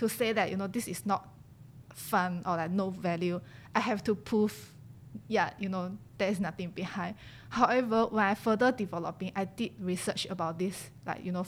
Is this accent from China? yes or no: yes; China; now in Singapore; I grew up in China since young. Then after that, I moved to Singapore.